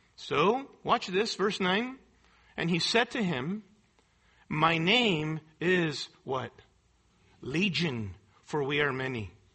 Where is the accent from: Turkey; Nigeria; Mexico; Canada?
Mexico; Mexico City; moved away; I grew up in Mexico City in a very poverty stricken area, in a poverty stricken colony.